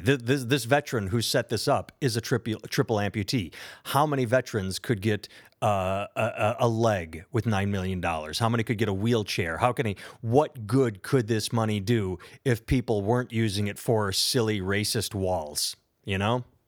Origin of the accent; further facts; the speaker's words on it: United States; I am an American